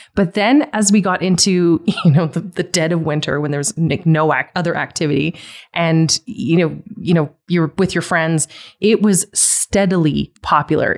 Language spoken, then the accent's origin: English; Calgary, Alberta, Canada; Growing up in Calgary